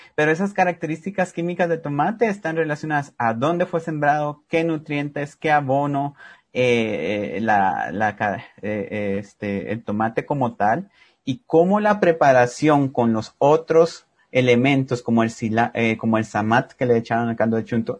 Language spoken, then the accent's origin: Spanish; Cobán, Alta Verapaz, Guatemala; yo soy de Cobán y allá tomamos mucho lo que se llama caquiqui